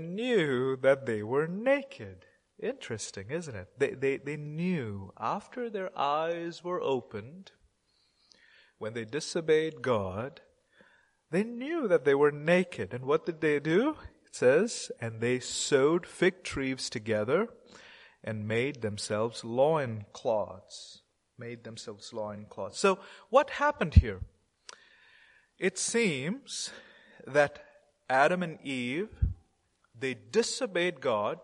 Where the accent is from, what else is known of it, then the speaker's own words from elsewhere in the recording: India; I'm an Indian Christian